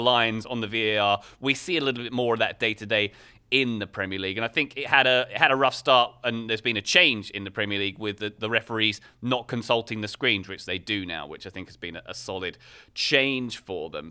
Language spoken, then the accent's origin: English; England, United Kingdom; as an Englishman